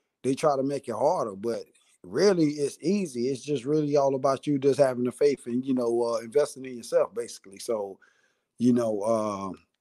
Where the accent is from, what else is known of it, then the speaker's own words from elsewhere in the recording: Columbia, South Carolina, United States; now in West Coast, United States; I'm from Columbia, South Carolina.